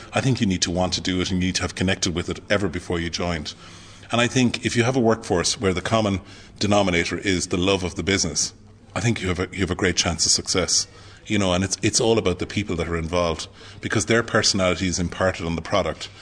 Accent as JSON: {"language": "English", "town": "Clonmel", "region": "Munster", "country": "Ireland", "tie": "born or raised there", "said": "I'm a very proud Tipperary man"}